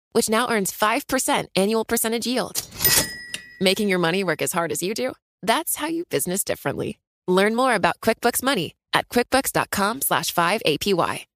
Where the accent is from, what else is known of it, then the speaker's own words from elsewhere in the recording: New York City, New York, United States; first language English; moved away as an adult; also born or lived in Asia; I grew up in Staten Island because it was the only place they could rent a home or buy a home.